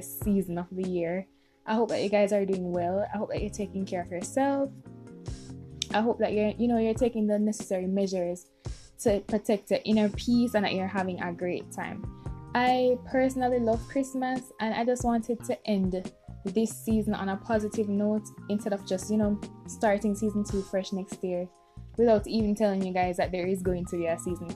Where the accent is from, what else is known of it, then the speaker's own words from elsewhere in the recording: Jamaica; us as Jamaican people